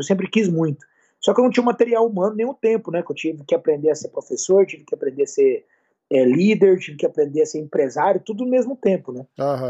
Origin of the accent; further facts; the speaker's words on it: Campo Grande, Mato Grosso do Sul, Brazil; moved away; eu sou de Campo Grande, Mato Grosso do Sul, lá do meu Pantanal querida